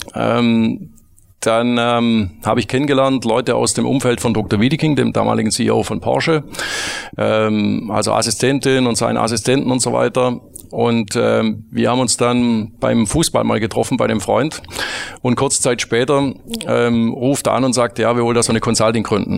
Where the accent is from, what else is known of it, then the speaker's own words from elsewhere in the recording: Metzingen, Baden-Württemberg, Germany; also born or lived in Stuttgart / United States; ich komm aus Metzingen, einer Kleinstadt, äh, südlich von Stuttgart mit zwanzigtausend Einwohnern